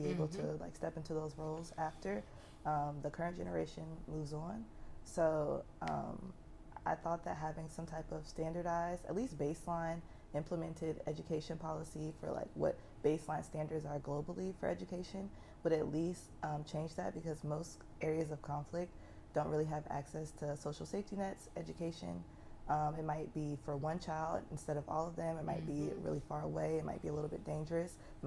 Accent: Atlanta, Georgia, United States; I'm from Atlanta, so yeah. I grew up with like people that went to KIPP.

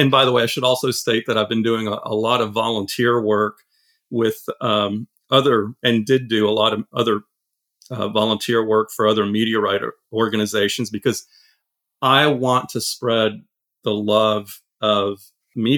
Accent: Austin, Texas, United States; also born or lived in France / Silicon Valley; I grew up in Austin. I was originally born in France. And from France in 1976, my family moved to Austin. And as a nine-year-old

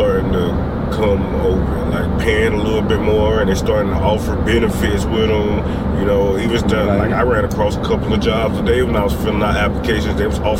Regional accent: South Carolina, United States; South Carolina.

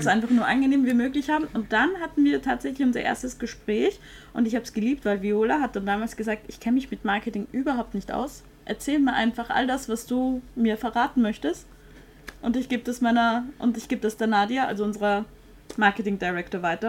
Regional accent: Vienna, Austria; ich komme ja aus Wien

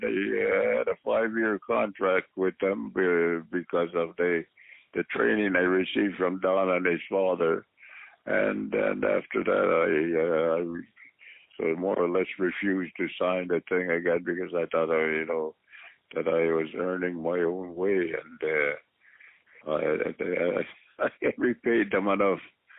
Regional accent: Columbus, Ohio, United States; there was a couple of guys that I grew up in Columbus, Ohio, Red Bastien and Ray Stevens.

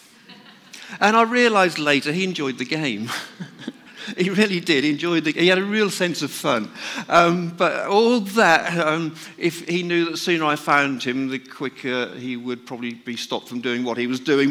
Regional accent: North Norfolk, East of England, United Kingdom; I was brought up in North Norfolk, where my father used to be a market gardener

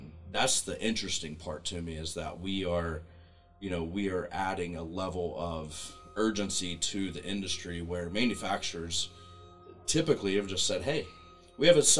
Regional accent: Pickwell, Ohio, United States; moved away; my hometown in Pickwell, Ohio

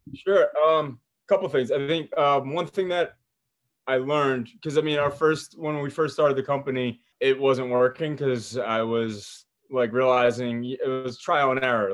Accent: New Jersey, United States; I was born and raised in Jersey

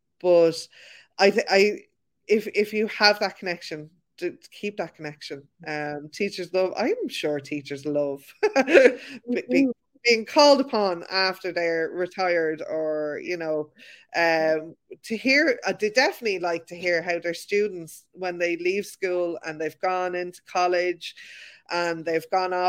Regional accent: Ireland; I think we do have that as Irish people, where, you know, we know we need to learn our boundaries.

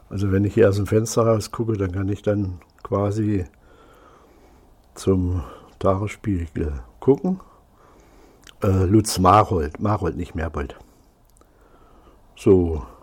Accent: Thuringia, Germany; now in Berlin, Germany; ich bin nun schon so fast 25 Jahre hier in Berlin. Ich komme aus Thüringen, aus einer kleinen Kreisstadt bei Salzungen

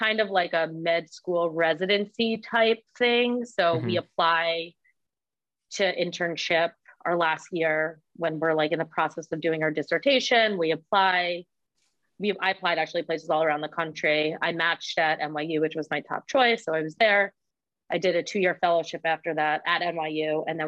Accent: Westchester County, New York, United States; I'm not from Manhattan. I'm a bit north of the city, Westchester County.

